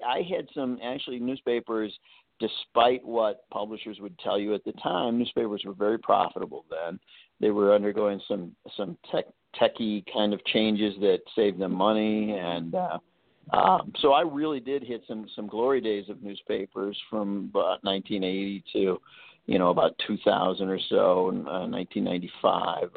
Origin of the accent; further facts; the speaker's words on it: Chicago, Illinois, United States; I grew up in Chicago